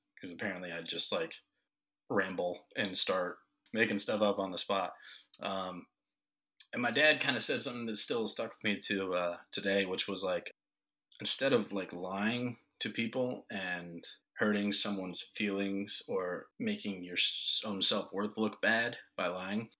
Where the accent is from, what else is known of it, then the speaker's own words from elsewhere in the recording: Ohio, United States; now in North Carolina, United States; I'm from Ohio